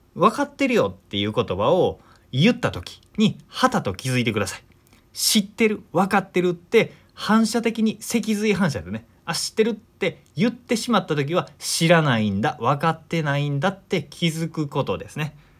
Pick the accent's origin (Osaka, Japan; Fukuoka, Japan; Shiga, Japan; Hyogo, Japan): Shiga, Japan; Omihachiman; 僕の実家の話なんですけど実家はね滋賀県の近江八幡っていうところ